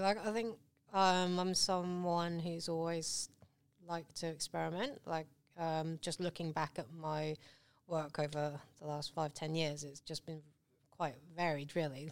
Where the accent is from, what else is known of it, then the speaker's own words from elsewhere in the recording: England, United Kingdom; accent: British; also born or lived in Hong Kong / London; now in Shepparton, Australia; I grew up in England. I'm still holding on to my British accent.